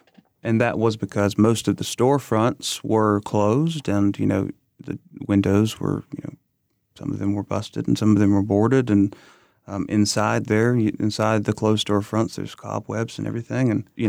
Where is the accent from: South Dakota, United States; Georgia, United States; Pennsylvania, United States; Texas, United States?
Georgia, United States; Waycross; For me personally, my experience growing up in Waycross, you know